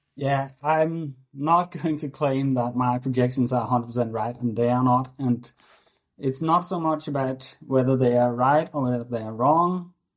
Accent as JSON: {"language": "English", "country": "Denmark", "tie": "born or raised there", "said": "I always played hockey growing up in Denmark"}